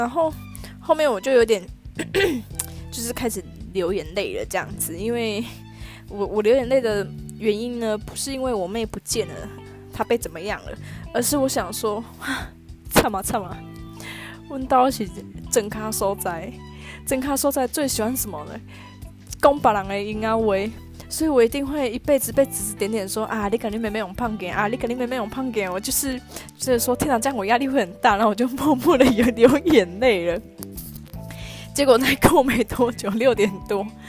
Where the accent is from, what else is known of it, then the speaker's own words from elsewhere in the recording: countryside near Beigang, Yunlin County, Taiwan; 我们那边是乡下地方，其实真的没有什么好逛的，所以我们都会搭公车到嗯。北港